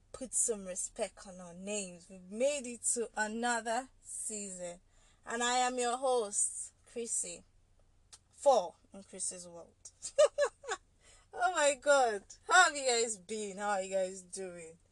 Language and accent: English; Nigeria; as a Nigerian